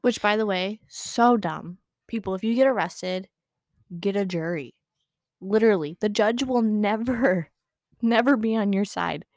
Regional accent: United States; as an American

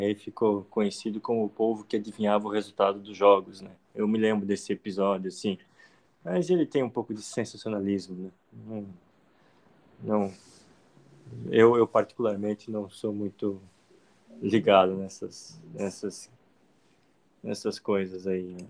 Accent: Blumenau, Santa Catarina, Brazil; Eu participei do Campeonato Catarinense Juvenil, por um clube de Blumenau, onde eu nasci.

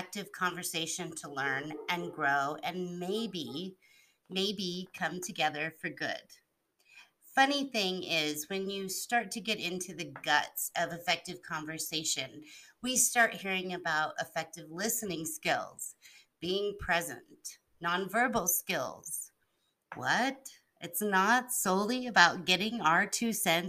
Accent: Albuquerque, New Mexico, United States; also born or lived in Hawaii / East Coast; I've grown up in Albuquerque, New Mexico, with some time on the East Coast.

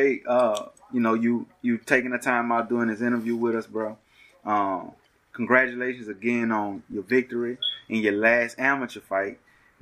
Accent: Baton Rouge, Louisiana, United States; I'm from BR

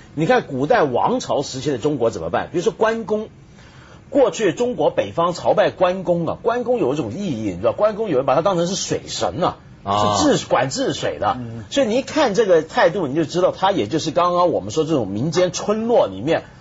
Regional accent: New Taipei, Taiwan; moved away; 我住的那个在台北县一个乡里头

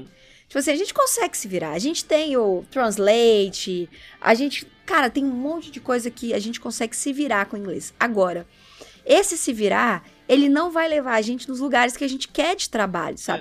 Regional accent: Brazil; nós, como brasileiros

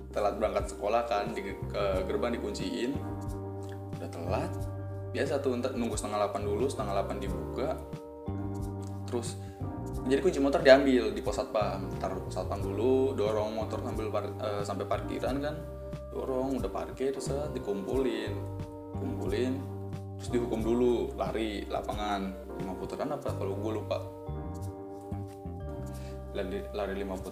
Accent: Bali, Indonesia; kita dari Bali nih ya bu

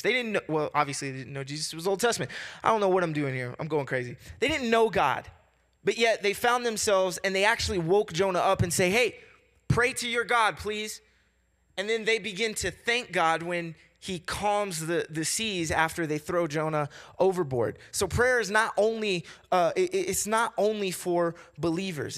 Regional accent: Kentucky, United States; I'm from the South. I'm from Kentucky

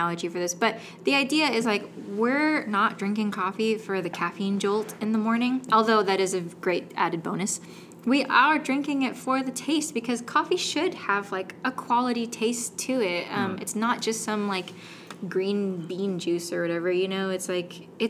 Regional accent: San Francisco, California, United States; moved away; my hometown, San Francisco

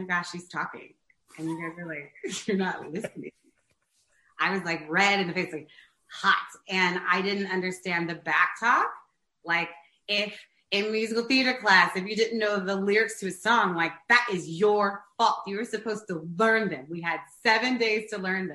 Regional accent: St. Louis, Missouri, United States; moved away as an adult; now in New York City, United States; I'm born and raised there

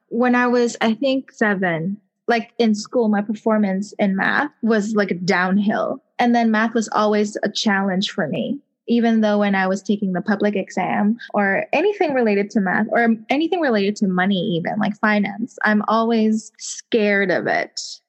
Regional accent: Hong Kong; accent: Hong Kong; English is a second language; I strive to learn, you know, like how to get rid of that Hong Kong accent when I'm speaking English

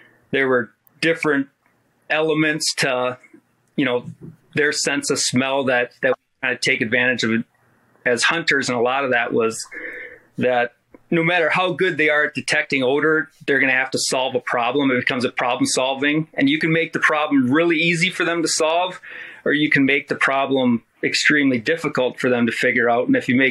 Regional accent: Madison, Wisconsin, United States; moved away; also born or lived in Michigan; I grew up in Madison, Wisconsin

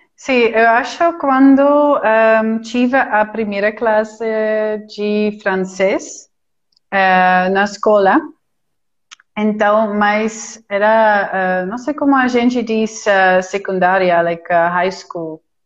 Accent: Utrecht, Netherlands; Portuguese is a second language; now in Lima, Peru; sou de Utrecht, eh, é no centro, no centro da Holanda

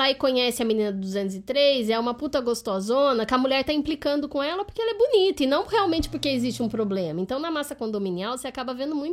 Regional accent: Limeira, São Paulo, Brazil; moved away; also born or lived in South of Minas Gerais; De Sou de Limeira.

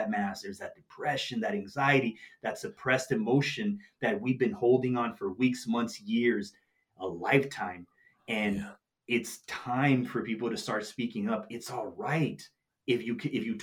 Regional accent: Nogales, Arizona, United States; my hometown in Nogales, Arizona

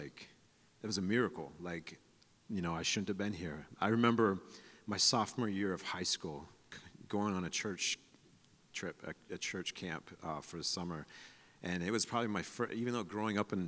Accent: San Diego, California, United States; I'm from San Diego

